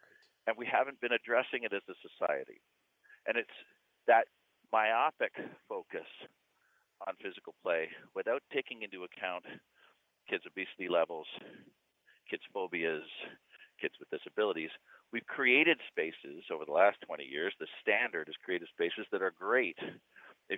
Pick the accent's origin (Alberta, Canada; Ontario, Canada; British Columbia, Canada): Ontario, Canada; Hamilton; when I was five, growing up in Hamilton